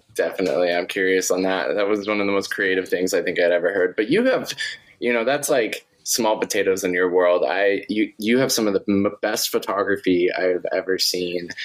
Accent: Montana, United States; I grew up in Montana

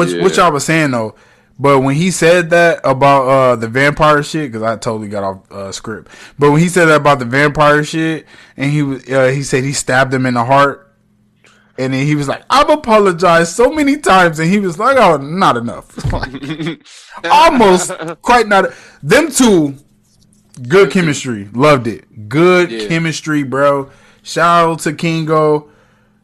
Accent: United States; I'm American.

